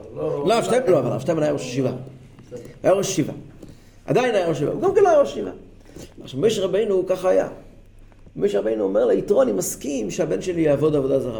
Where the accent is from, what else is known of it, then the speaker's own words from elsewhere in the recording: Kfar Chabad, Central District, Israel; אני גדלתי בכפר חב"ד